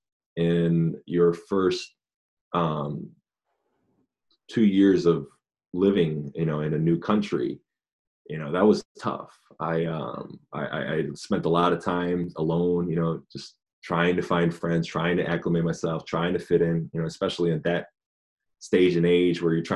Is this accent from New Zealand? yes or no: no; Japan; now in United States; I was born and raised in Japan. My father is American and my mother is Japanese.